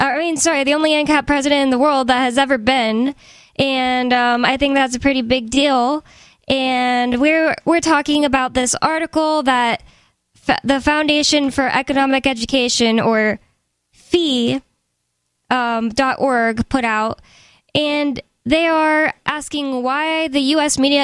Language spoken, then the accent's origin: English; United States; I'm American